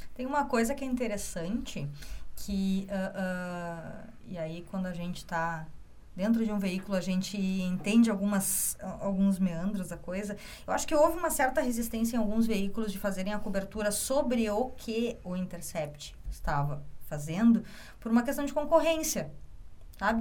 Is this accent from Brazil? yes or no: yes; Caxias do Sul, Rio Grande do Sul, Brazil; moved away as an adult; now in Porto Alegre, Brazil; eu sou de Caxias do Sul, me formei em jornalismo na UX